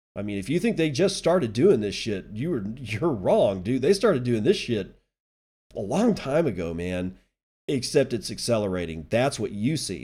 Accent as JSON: {"language": "English", "town": "Midland", "country": "United States", "tie": "born or raised there", "said": "my hometown of Midland"}